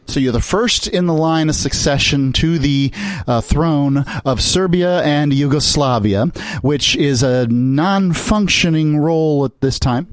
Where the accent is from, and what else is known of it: United States